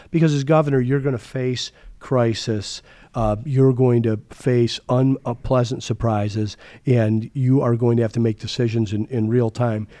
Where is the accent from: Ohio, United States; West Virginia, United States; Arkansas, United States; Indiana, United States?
Ohio, United States; Toledo; also born or lived in Chicago; now in Arizona, United States; I grew up in Toledo, but I, my career took me all over the, or many places in the country.